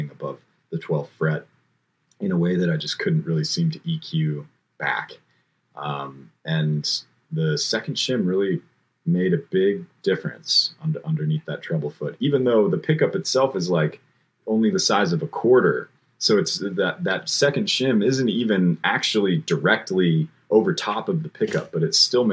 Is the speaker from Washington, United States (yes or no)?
yes; Bainbridge Island, Washington, United States; I grew up on Bainbridge Island, across water from Seattle.